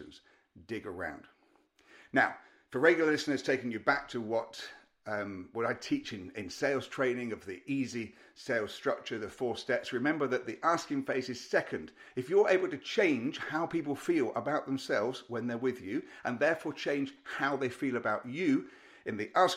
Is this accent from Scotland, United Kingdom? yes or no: no; Derby, East Midlands, United Kingdom; moved away; I was back up in Derby, in my hometown